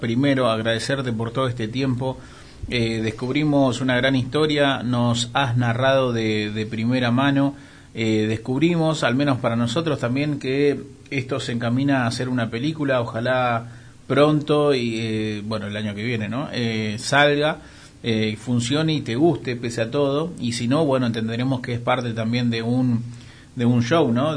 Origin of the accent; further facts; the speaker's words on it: Argentina; solo ser argentinos somos egocéntricos